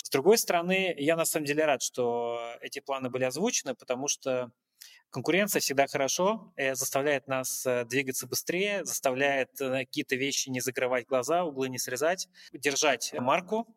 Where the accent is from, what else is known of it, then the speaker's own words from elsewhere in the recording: Russia; moved away as an adult; now in Uzbekistan; как россиянин, приехавший сюда